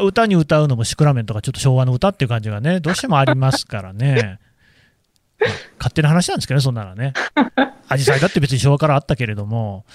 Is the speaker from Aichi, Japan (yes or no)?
yes; Nagoya, Aichi, Japan; 私の故郷じゃないですか。